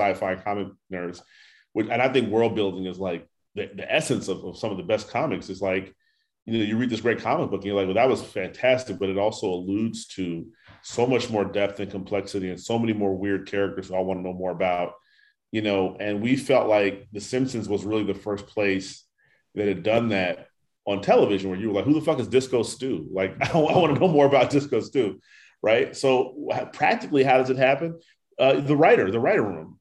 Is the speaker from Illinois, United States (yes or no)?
yes; Chicago, Illinois, United States; my hometown of Chicago